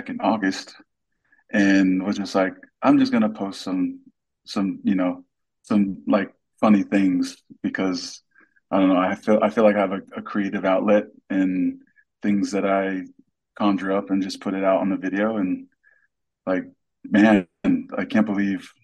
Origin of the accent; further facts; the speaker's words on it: Anaheim, California, United States; also born or lived in Pago Pago, American Samoa; now in Utah, United States; I was born in Pongo Pongo, American Samoa, raised in Southern California, Anaheim, Riverside area. I live in Utah now.